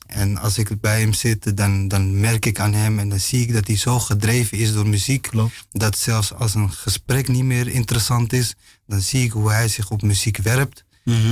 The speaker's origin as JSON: {"language": "Dutch", "town": "Amsterdam", "region": "North Holland", "country": "Netherlands", "tie": "born or raised there", "also_born_or_lived": "Morocco", "said": "ik ben wel in Amsterdam geboren"}